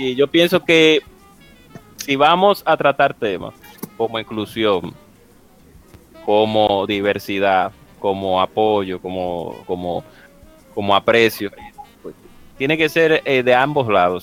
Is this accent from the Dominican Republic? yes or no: yes; Dominican Republic; mi país, en República Dominicana